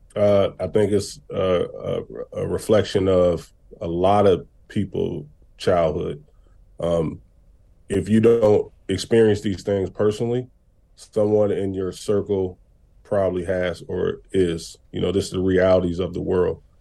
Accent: Racine, Wisconsin, United States; my hometown, Racine, Wisconsin

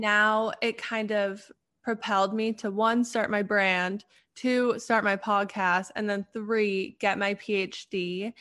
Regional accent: Canada; now in Pittsburgh, United States; I'm originally from Canada, but right now I live in Pittsburgh.

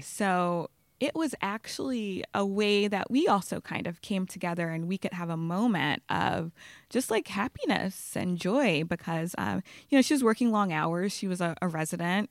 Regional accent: Baton Rouge, Louisiana, United States; moved away as an adult; also born or lived in Los Angeles; now in New York, United States; I grew up in Baton Rouge, Louisiana

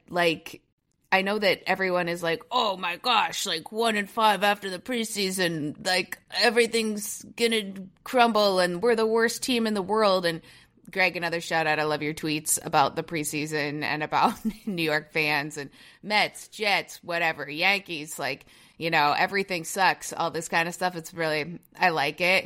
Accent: Toronto, Ontario, Canada; my hometown, Toronto, Ontario

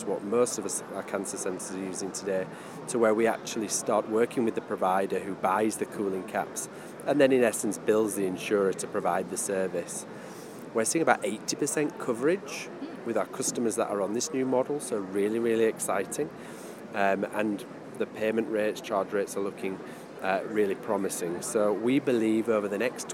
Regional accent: United Kingdom; accent: British; I'm a British citizen, you can probably tell by the accent.

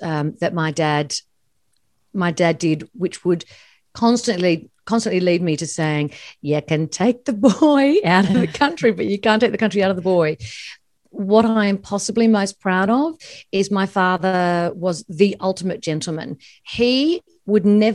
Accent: Sydney, New South Wales, Australia; where I grew up on the North Shore

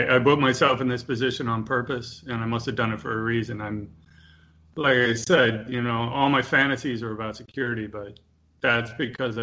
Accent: Chicago, Illinois, United States; also born or lived in Wisconsin; now in Miami, United States; I grew up in Chicago

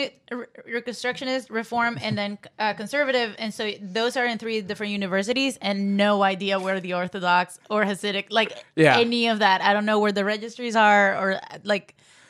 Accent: Venezuela; I'm from Venezuela.

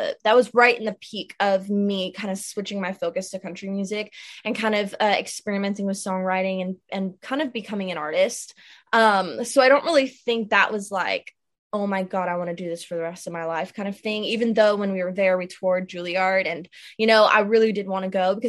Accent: South Florida, United States; now in Nashville, United States; born and raised in South Florida, now living in Nashville

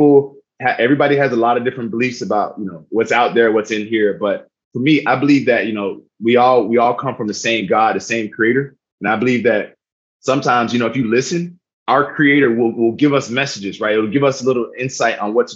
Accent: South Miami, Florida, United States; moved away; I'm originally from South Miami, Florida. Was born to a single mother, teenage mother, while my father was in prison.

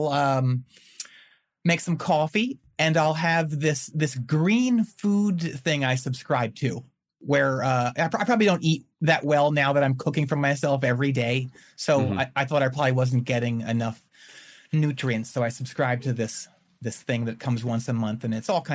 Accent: outside of Philadelphia, Pennsylvania, United States; moved away as an adult; also born or lived in Winston-Salem, North Carolina; now in Chapel Hill, United States; I grew up outside of Philadelphia, about 35 miles in the farmlands.

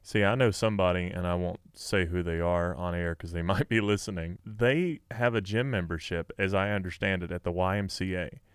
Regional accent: West Tennessee, United States; I grew up in West Tennessee

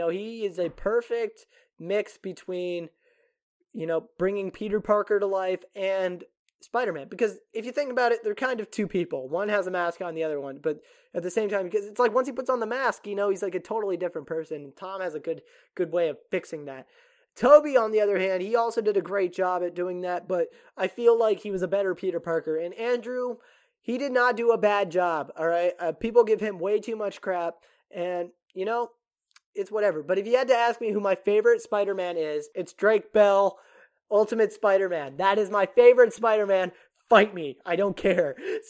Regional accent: Japan; I grew up in Japan, so, and they didn't have American television overseas.

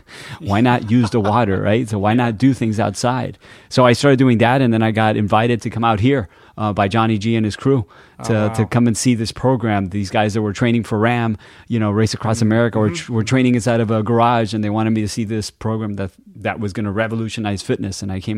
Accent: Miami, Florida, United States; born and raised in Miami. My parents are Cuban. They came from Cuba in the late 50s.

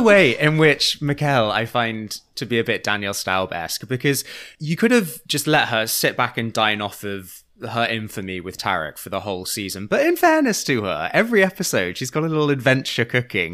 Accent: Churchtown, North West England, United Kingdom; now in United States; I'm the most famous actor from my hometown of Churchtown

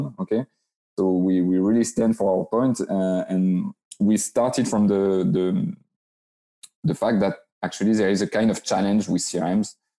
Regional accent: France; also born or lived in Biarritz, France; I'm a French guy living in southwest of France, close to Biarritz

